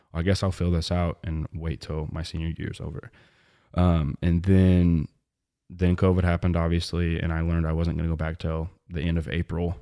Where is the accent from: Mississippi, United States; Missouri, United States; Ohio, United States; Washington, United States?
Missouri, United States; Webb City; moved away as an adult; also born or lived in Maryville, Illinois; now in Atlanta, United States; It's in the, the southwest corner of Missouri.